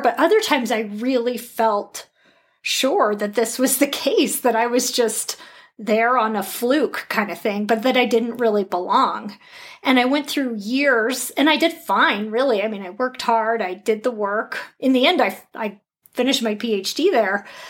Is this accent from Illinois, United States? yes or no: no; Colorado, United States; grew up in Colorado